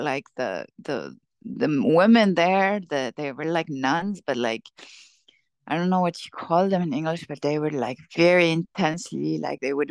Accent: Syria; moved away; I'm from Syria. I grew up in Syria

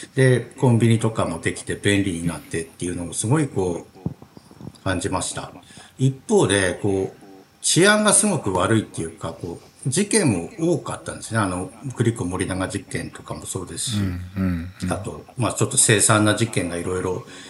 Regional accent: Tohoku, Japan; 私も東北の生まれ育ちなんで

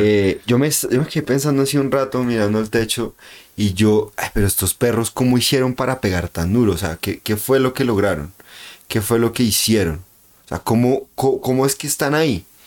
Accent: Convención, Norte de Santander, Colombia; Es como la gente de mi pueblo, ¿no? Entonces como, mm. uy, es que somos convencionistas y convención de mi alma

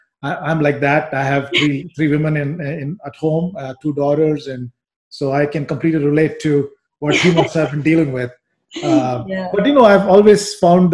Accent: India; I grew up in India

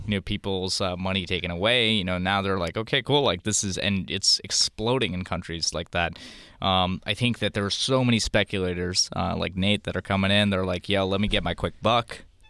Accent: India; I'm from India, my parents are gold bugs

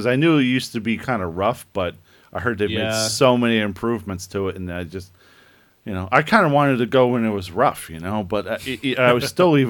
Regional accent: United States; I'm an American.

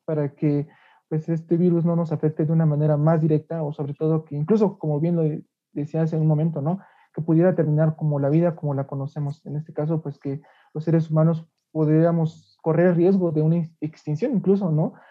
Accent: Mexico; como mexicanos

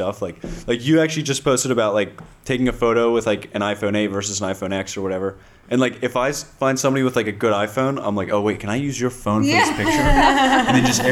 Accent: Garden Valley, United States; a lot of people from my hometown

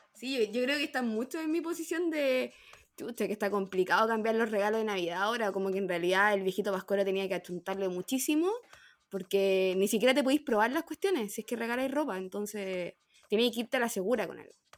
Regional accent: Chile; como típico chileno que copiamos todo

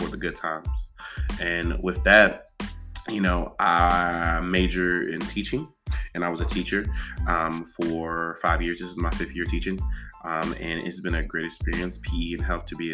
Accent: Portsmouth, Virginia, United States; moved away as an adult; I'm originally from Portsmouth, Virginia. And I'm born and raised

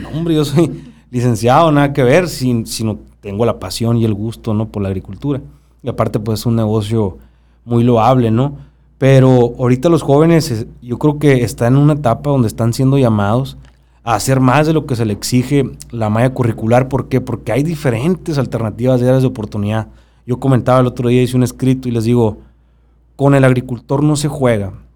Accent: Babiácora, Sonora, Mexico; yo vengo de Babiácora

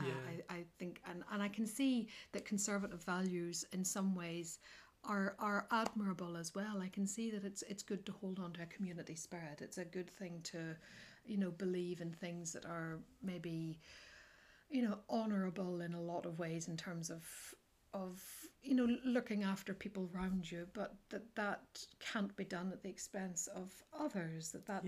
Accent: County Antrim, Northern Ireland, United Kingdom; I'm from County Antrim originally. I was born between Randallstown and Ballymena

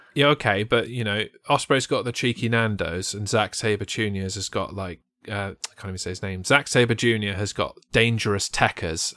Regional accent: England, United Kingdom; I'm English

